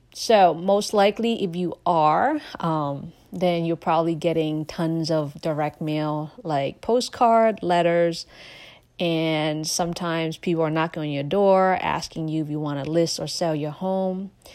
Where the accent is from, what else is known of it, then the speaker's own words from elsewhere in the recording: Laos; now in United States; I am a refugee from Laos.